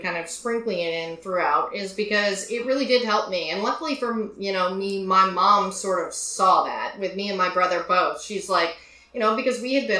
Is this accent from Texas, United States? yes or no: yes; Tyler, Texas, United States; moved away as an adult; growing up in Texas